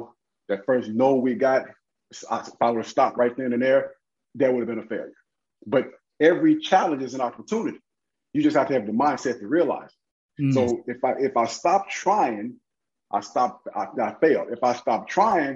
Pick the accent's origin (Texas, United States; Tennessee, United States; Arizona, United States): Tennessee, United States; Memphis; moved away; Born and raised in Memphis, Tennessee